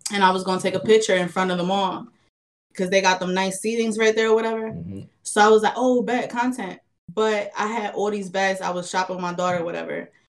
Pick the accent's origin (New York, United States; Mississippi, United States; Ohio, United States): New York, United States; I grew up in New York, and this I moved to New York in 1996